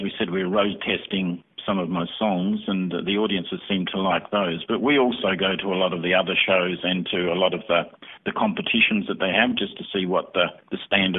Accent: Adelaide, South Australia, Australia; now in Canberra, Australia; In fact, Michael and I came from Adelaide to Canberra probably quite some time ago, over 20 years ago.

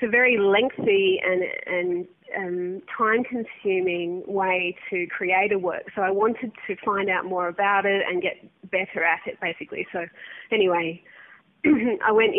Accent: Perth, Western Australia, Australia; also born or lived in Adelaide; now in Victoria, Australia; I'm from Perth

